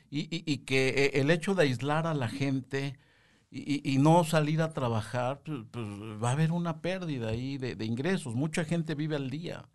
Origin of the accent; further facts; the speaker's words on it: Mexico; todos los mexicanos